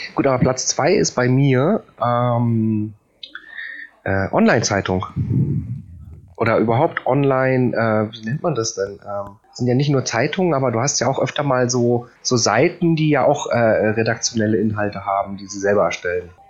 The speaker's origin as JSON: {"language": "German", "country": "Poland", "moved": "yes", "lives_now": "Germany", "said": "ich bin Pole"}